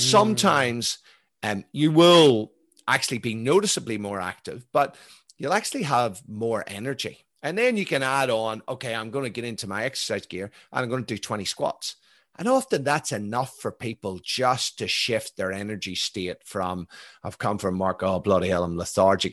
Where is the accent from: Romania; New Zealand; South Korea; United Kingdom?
United Kingdom; Belfast, Northern Ireland; moved away; I grew up in Belfast in the nineteen seventies.